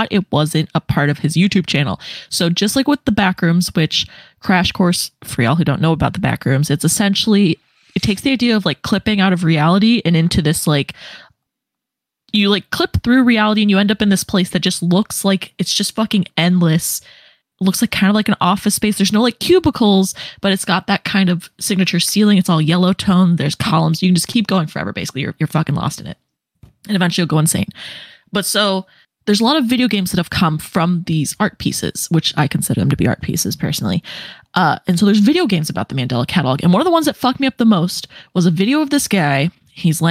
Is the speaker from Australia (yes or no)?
no; Tornado Alley, United States; I grew up in Tornado Alley